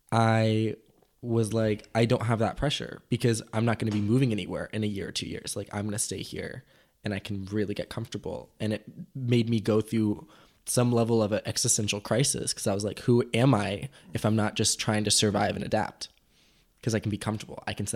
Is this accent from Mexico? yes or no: yes; Mexico; now in United States; my parents spend still a decent amount of time where I grew up in Mexico every year. And so I completely consider that home as well, because that's where I went to school.